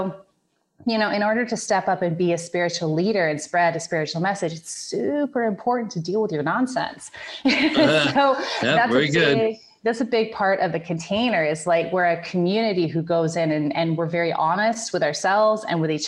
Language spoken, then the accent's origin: English; Grass Valley, California, United States; I am from Northern California, a little city called Grass Valley